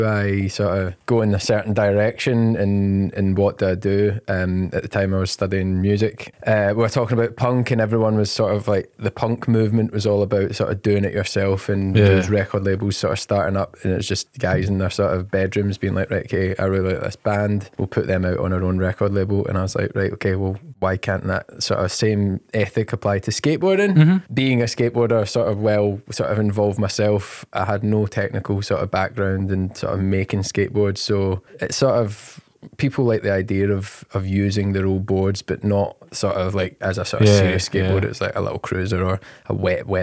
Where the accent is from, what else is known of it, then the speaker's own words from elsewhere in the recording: Glasgow, Scotland, United Kingdom; I grew up in the East End of Glasgow